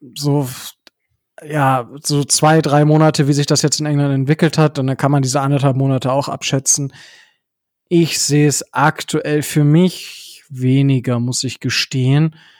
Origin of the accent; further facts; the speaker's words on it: Northern Germany, Germany; moved away; nach Hause von also nach in den Norden in meiner Heimat